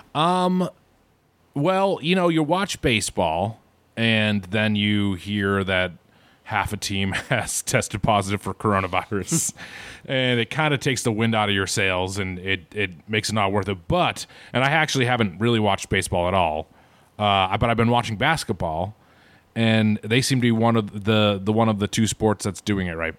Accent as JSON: {"language": "English", "town": "Boston", "region": "Massachusetts", "country": "United States", "said": "I am from Boston, which, as we all know, is, is Bean Town"}